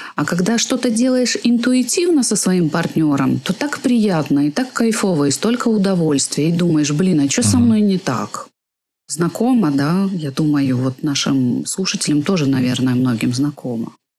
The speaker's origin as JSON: {"language": "Russian", "town": "Gomel", "region": "Gomel Region", "country": "Belarus", "tie": "born or raised there", "also_born_or_lived": "Switzerland", "moved": "as an adult", "said": "родилась я в Гомеле, родилась я в Беларуси."}